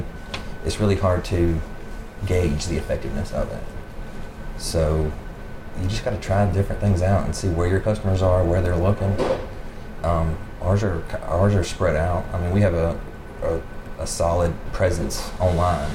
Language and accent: English; Fork Shoals, South Carolina, United States; also born or lived in Travelers Rest, South Carolina; I grew up in Fork Shoals.